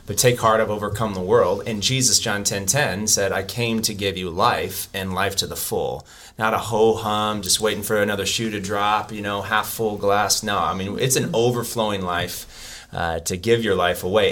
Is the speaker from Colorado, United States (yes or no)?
yes; Colorado, United States; now in Arizona, United States; I'm from Colorado